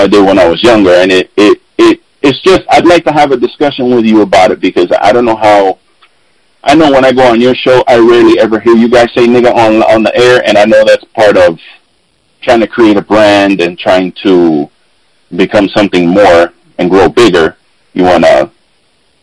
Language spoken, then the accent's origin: English; New York City, New York, United States; I grew up in the Bronx, New York, on the South Bronx, on Colgate Avenue, between Westchester and Watson